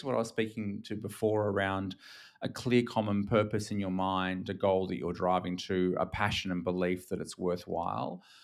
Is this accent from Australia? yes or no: yes; Australia; accent: Australian; now in Singapore; I'm actually Australian. I'm based in Singapore nowadays, but Australian